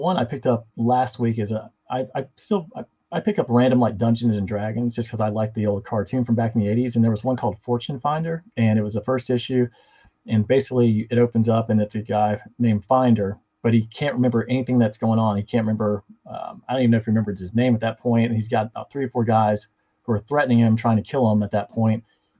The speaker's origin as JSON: {"language": "English", "region": "the South", "country": "United States", "said": "I'm from the South."}